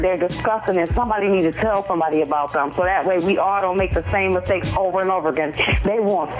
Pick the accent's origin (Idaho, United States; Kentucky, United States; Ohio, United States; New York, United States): New York, United States; Buffalo; I'm from Buffalo